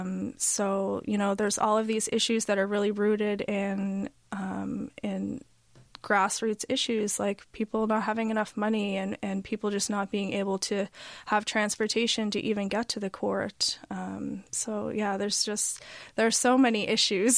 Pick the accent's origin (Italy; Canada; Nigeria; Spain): Canada; Halifax, Nova Scotia; moved away; also born or lived in Toronto; I was from Halifax, but I had been gone for a long time.